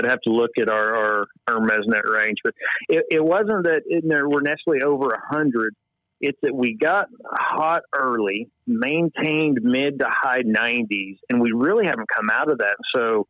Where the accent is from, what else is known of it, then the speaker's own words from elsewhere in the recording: Northeast Oklahoma, United States; So I was born and raised in Northeast Oklahoma. Really no farm background.